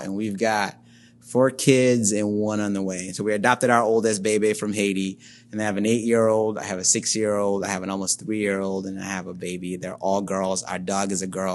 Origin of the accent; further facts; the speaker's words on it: Nigeria; moved away as an adult; now in Toledo, United States; I was born and raised in Nigeria, which is in West Africa. Spent the first nineteen or so years of my life there.